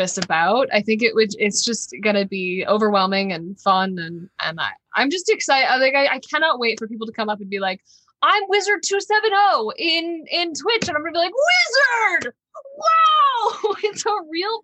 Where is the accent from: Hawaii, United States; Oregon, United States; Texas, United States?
Texas, United States; moved away as an adult; now in Los Angeles, United States; I was born and raised in Texas. Great place to be from. I had a great childhood